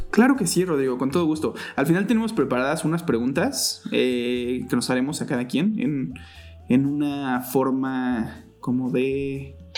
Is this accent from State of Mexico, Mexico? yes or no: yes; Cuautitlán Izcalli, State of Mexico, Mexico; tengo 35 años al momento y crecí en Cotlán Iscali